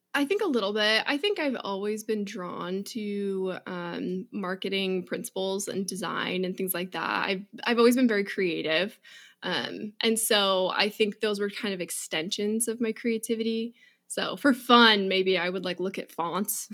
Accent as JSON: {"language": "English", "town": "Seattle", "region": "Washington", "country": "United States", "tie": "born or raised there", "said": "I grew up in Seattle, um, right at the base"}